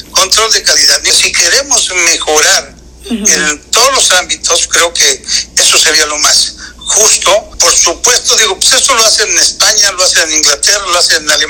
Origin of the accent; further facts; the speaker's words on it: Mexico; nosotros seguir capacitándonos como técnicos mexicanos